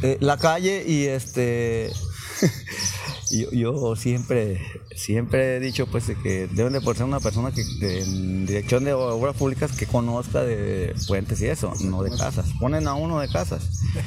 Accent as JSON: {"language": "Spanish", "town": "Villa de Álvarez", "region": "Colima", "country": "Mexico", "tie": "born or raised there", "said": "aquí nací en Villa Álvarez."}